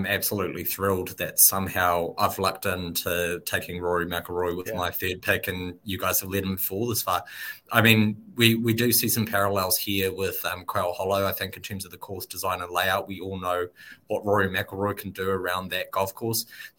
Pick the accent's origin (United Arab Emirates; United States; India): United Arab Emirates; Dubai; Yeah, so I grew up in Dubai. That's where I started. So I spent 8 years living in Dubai.